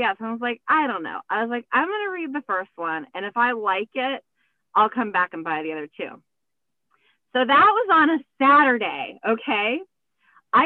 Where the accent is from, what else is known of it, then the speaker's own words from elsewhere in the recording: Florida, United States; moved away as an adult; now in Maine, United States; Born and raised in Florida and then moved here when I was 37